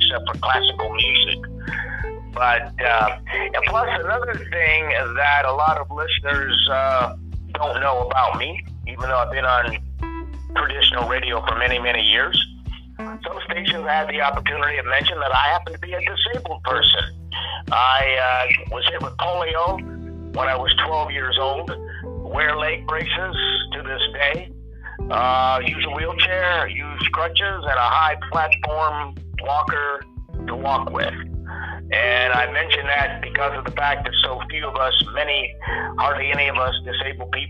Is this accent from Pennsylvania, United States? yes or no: yes; Pittsburgh, Pennsylvania, United States; moved away; I'm originally from Pittsburgh, PA.